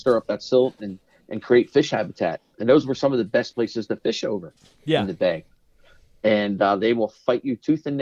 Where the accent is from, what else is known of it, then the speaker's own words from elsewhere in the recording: Pennsylvania, United States; moved away; I was from Pennsylvania. When I moved down here, it was quite a culture shock